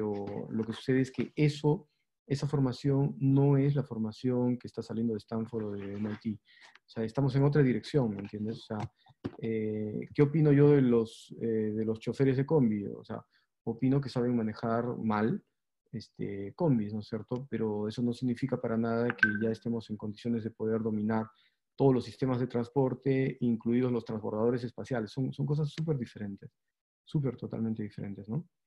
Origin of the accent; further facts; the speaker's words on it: Peru; pero nosotros en el Perú somos peruanos, entonces este, nosotros decimos que sí, ¿no?